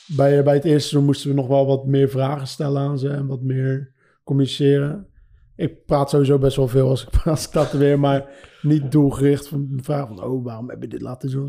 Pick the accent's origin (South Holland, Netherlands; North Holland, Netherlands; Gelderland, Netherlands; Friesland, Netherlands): South Holland, Netherlands; Schiedam; 36 jaar, Schiedam